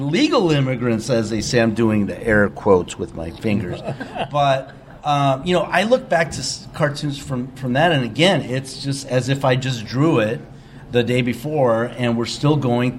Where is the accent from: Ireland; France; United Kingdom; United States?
United States; San Diego, California; because when I was young, I grew up in San Diego in the 70s, and it was an awful place to grow up.